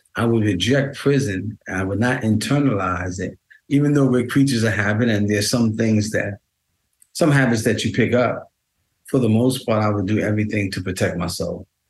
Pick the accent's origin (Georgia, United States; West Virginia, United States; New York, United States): New York, United States; New York City; I grew up in Queens, my um, and Manhattan